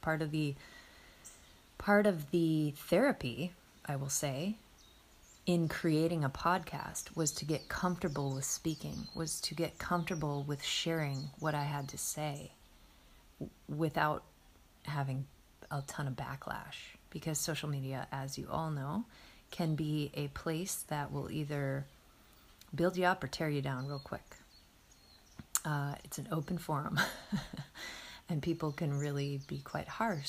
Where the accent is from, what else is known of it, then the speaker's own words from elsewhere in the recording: Midwest, United States; moved away; I was anchored in the Midwest where I grew up, in my hometown